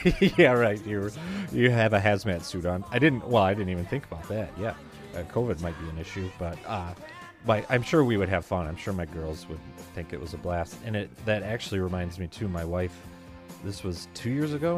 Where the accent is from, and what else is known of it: Midwest, United States; accent: Midwest